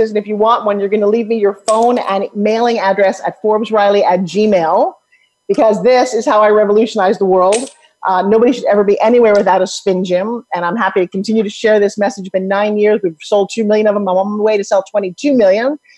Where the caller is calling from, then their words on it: Colorado, United States; I'm in Colorado, up